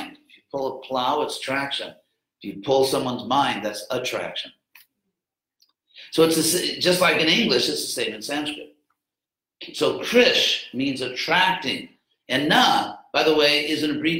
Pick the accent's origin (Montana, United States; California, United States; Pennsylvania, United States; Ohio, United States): California, United States; Southern; I grew up in Southern California, had a really great family